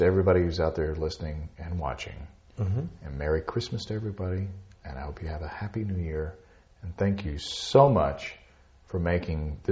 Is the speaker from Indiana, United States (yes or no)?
no; Hot Springs, Arkansas, United States; I'm from Hot Springs, Arkansas.